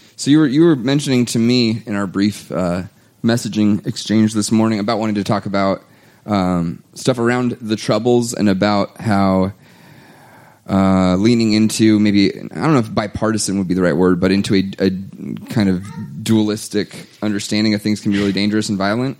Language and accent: English; United States; I'm American.